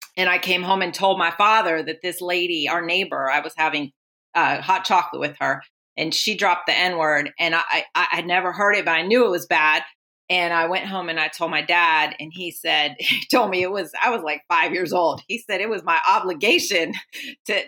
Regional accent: Oakland, California, United States; I was born in Oakland

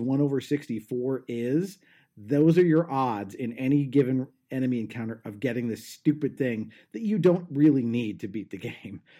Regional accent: Southern California, United States; I'm from Southern California.

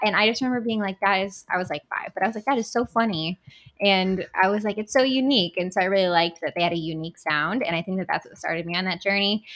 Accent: Battle Creek, Michigan, United States; I was born and raised in Battle Creek.

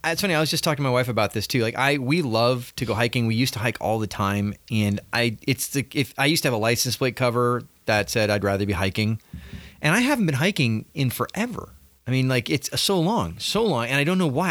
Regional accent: Southern California, United States; growing up in Southern California

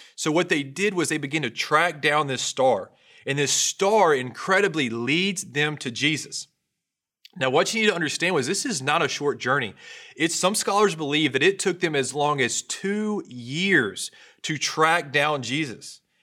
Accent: North Louisiana, United States; I grew up in North Louisiana. I come from a country family

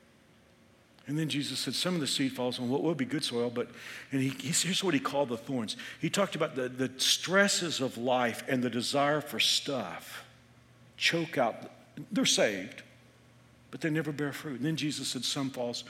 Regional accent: Texas, United States; moved away as an adult; now in Kansas, United States; I'm from Texas.

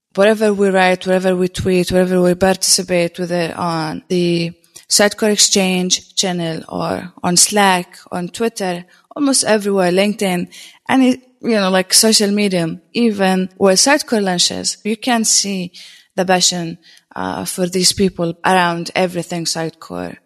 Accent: Jordan; I'm a technologist from Jordan.

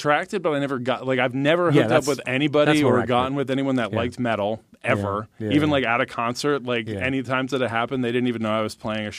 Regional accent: New Jersey, United States; also born or lived in Philadelphia, Pennsylvania; now in Florida, United States; Originally from New Jersey, don't tell anybody. But I lived in Philly for years

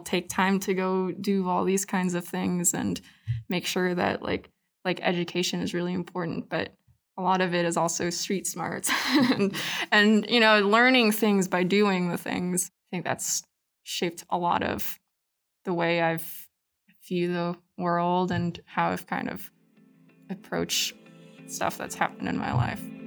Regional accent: Anchorage, Alaska, United States; moved away as an adult; also born or lived in Panay, Philippines; now in Utah, United States; so I grew up in Alaska, um, and that's where my family ended up. kind of just, um, you know, im-, was immersed, like, growing up in Anchorage

